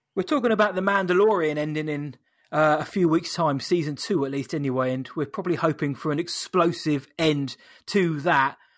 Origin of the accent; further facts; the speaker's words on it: United Kingdom; we're British